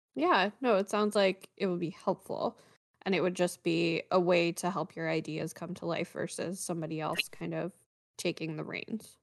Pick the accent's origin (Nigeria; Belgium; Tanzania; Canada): Canada; now in United States; I am a Canadian living in the US.